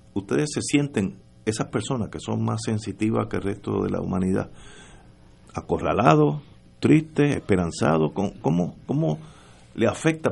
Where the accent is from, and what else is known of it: Puerto Rico; also born or lived in United States